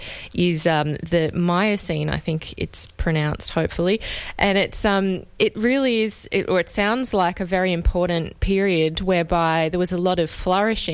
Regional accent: Australia; as an Australian

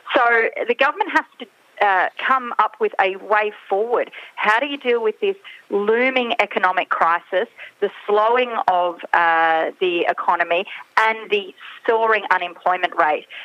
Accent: South Australia, Australia; I come from South Australia and we're the, the festival state here

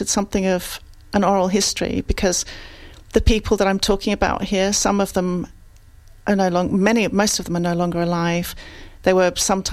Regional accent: Australia; now in London, United Kingdom; I grew up Italian in Australia, and of course, you know, that means I'm a bit Italian, a bit Australian, and I've lived in London for more than half my life

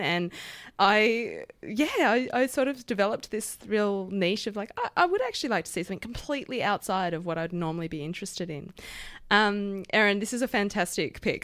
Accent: Perth, Western Australia, Australia; now in Melbourne, Australia; I grew up in Perth

